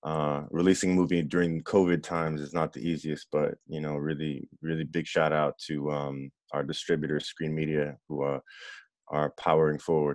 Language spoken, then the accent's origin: English; Miami, Florida, United States; It's about a young kid growing up in Miami who's mixed race and has a really abusive stepfather, and unfortunately mine was abusive.